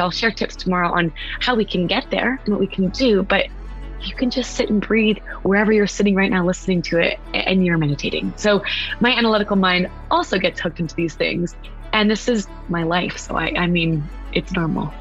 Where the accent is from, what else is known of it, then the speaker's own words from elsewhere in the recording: West Coast, United States; now in East Coast, United States; I'm from the West Coast. I live on the East Coast.